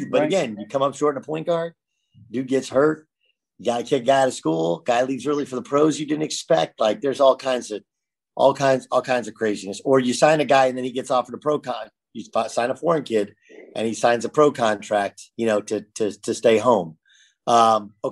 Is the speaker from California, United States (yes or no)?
yes; California, United States; I grew up in California.